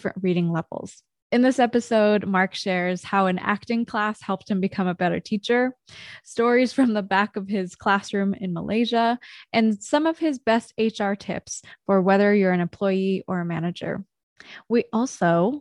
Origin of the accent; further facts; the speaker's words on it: Vancouver, British Columbia, Canada; I grew up in Vancouver